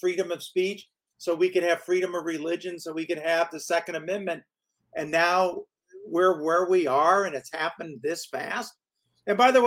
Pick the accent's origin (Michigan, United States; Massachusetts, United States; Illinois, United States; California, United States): Michigan, United States; moved away as an adult; also born or lived in Hollywood; now in Florida, United States; I grew up in Michigan